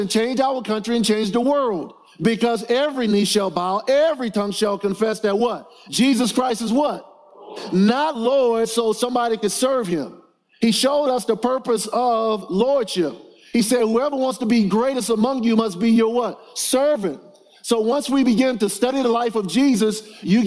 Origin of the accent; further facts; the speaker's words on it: New Orleans, Louisiana, United States; I grew up in New Orleans, Louisiana